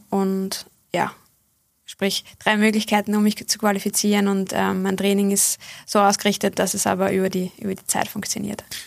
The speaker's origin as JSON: {"language": "German", "area": "Bad Fischau-Brunn", "region": "Lower Austria", "country": "Austria", "tie": "born or raised there", "said": "Ich habe mit sieben oder acht Jahren begonnen in meiner Heimatgemeinde Bad Fischerbrunn"}